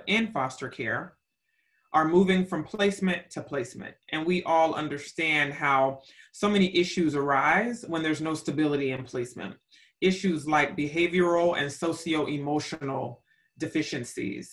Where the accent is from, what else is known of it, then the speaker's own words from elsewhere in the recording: United States; I am from the United States of America